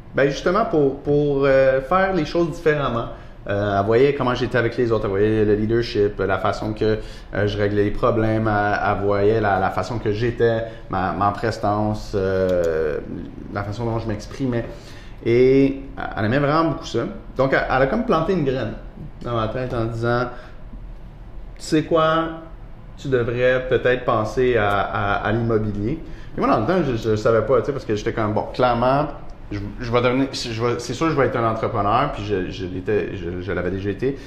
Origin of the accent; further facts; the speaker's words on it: Montreal, Quebec, Canada; j'ai grandi dans le fond dans le quartier antique à Montréal